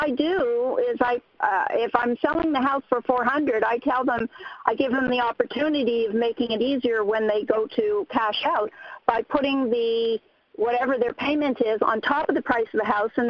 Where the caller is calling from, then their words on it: Minnesota, United States; from Minnesota.